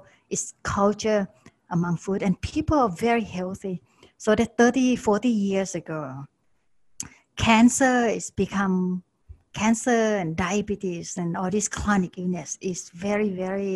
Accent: Bangkok, Thailand; moved away; I was growing up in Bangkok, and that was a long time ago

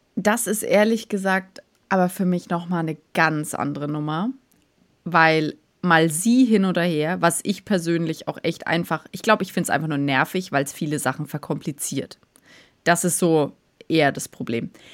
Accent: Germany; bei uns in Deutschland

